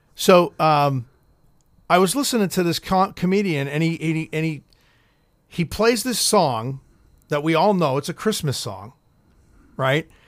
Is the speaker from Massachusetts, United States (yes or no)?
yes; Boston, Massachusetts, United States; I'm fucking from Boston